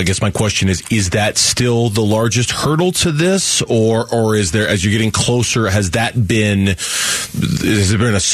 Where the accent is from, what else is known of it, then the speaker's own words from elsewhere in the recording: Tempe, Arizona, United States; also born or lived in Gilbert, Arizona; I live in Gilbert now, but I grew up in Tempe